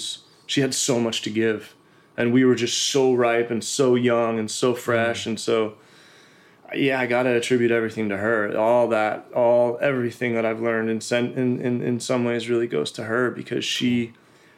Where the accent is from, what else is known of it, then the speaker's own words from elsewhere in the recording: East Coast, United States; I was from the East Coast. Like, we grew up working, grinding, you know.